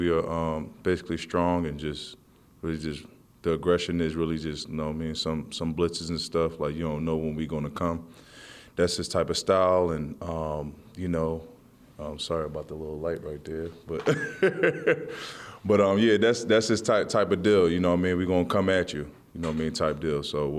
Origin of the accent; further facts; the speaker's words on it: Philadelphia, Pennsylvania, United States; You know, I'm from Philly, so, you know what I mean? I was more of an Eagles, but, you know, I never hated the Giants, though.